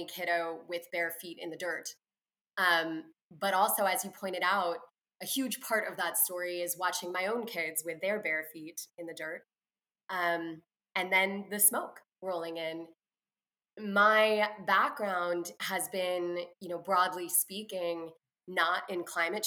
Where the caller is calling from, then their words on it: Oakland, California, United States; I am calling in from Oakland, California